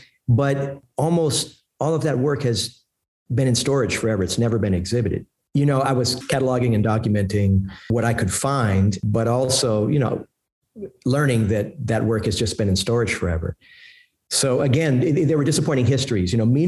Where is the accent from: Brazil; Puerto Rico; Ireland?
Puerto Rico; also born or lived in East Harlem, New York; now in New York, United States; I'm from Puerto Rico originally. I live in East Harlem and, you know, an historically Puerto Rican neighborhood.